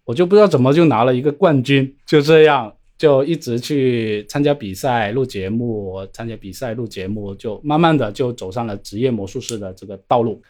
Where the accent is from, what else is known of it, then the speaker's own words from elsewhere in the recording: Shenzhen, Guangdong, China; 我是来自深圳的，是一名职业的魔术师